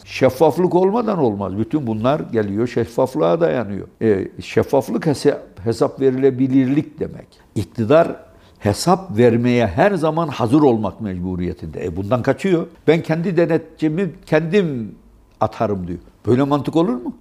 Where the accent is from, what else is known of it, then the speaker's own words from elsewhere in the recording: Gürün, Sivas Province, Turkey; Gürün bizim ilçemizdir